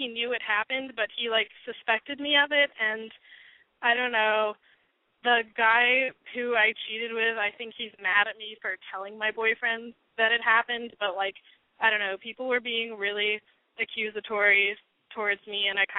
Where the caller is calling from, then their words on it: Albuquerque, New Mexico, United States; I'm calling from Albuquerque